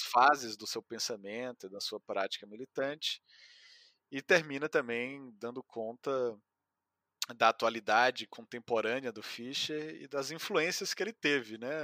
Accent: Ceará, Brazil; moved away; also born or lived in São Paulo; sou cearense

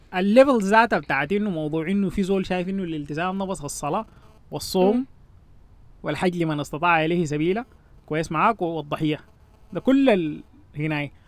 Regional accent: Sudan; نحن عندنا في السودان

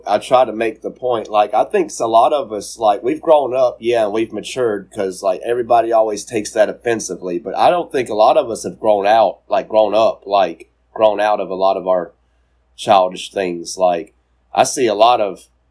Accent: the South, United States; born or raised there

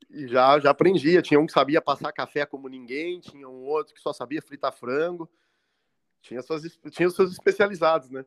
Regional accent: Pelotas, Rio Grande do Sul, Brazil; moved away as an adult; also born or lived in Florianópolis; Eu nasci em Pelotas, no Rio Grande do Sul, ah, capital você... nacional do doce.

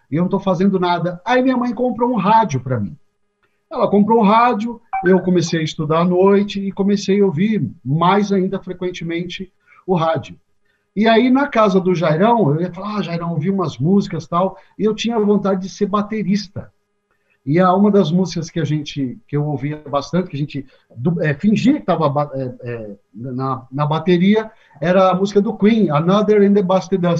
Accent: Mauá, São Paulo, Brazil; Eu nasci em Mauá, né, vivi durante muito tempo o ABCDM aqui de São Paulo.

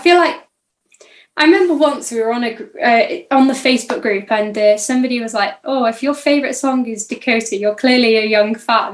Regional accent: Llanfairpwll, near Conwy, Wales, United Kingdom; I'm from a little place called Llanfairpwll, which is by Conwy.

